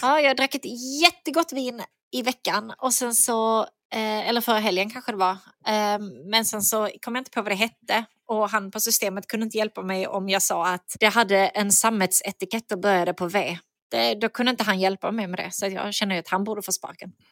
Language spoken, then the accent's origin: Swedish; Skåne, Sweden; accent: Skånska; för mig som skåning